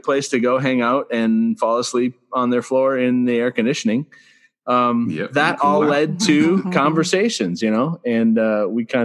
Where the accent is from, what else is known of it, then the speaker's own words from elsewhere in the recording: Central Michigan, United States; I grew up in the Central Michigan area